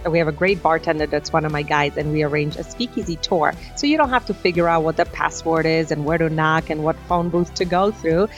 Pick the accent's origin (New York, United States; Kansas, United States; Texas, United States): New York, United States; New York City; I grew up in Brooklyn, New York.